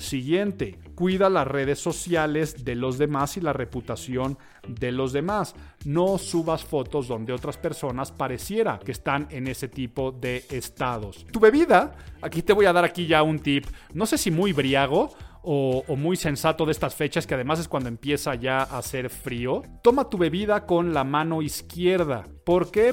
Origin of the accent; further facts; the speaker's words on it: Mexico; los mexicanos tenemos un hablar muy particular